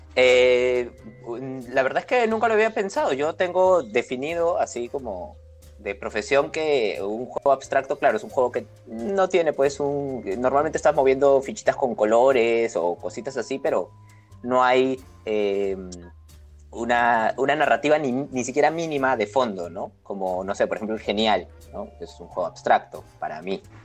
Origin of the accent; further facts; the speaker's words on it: Peru; yo soy de Perú, yo vivo en Lima